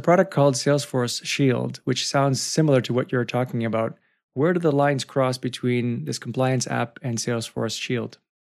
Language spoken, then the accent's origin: English; Canada; being a Canadian